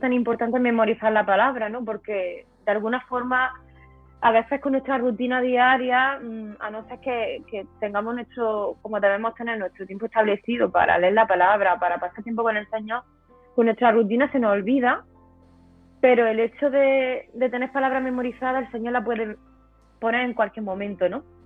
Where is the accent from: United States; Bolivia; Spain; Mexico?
Spain; southern Spain; moved away as an adult; now in Córdoba, Spain; yo soy del, para que me entendáis, del sur de España, pero yo vivía en, otra, en otra ciudad diferente.